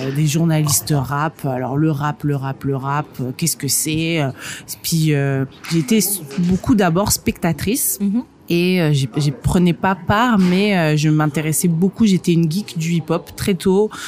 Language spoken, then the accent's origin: French; northern France, France; also born or lived in Moscow, Russia / England; now in Île-de-France, France; je suis née à Moscou, par exemple. Euh, j'ai grandi dans le nord de la France.